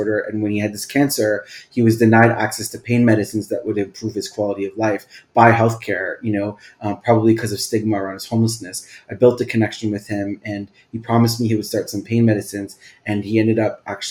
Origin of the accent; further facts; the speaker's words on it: Toronto, Ontario, Canada; I was born and raised in Scarborough, Ontario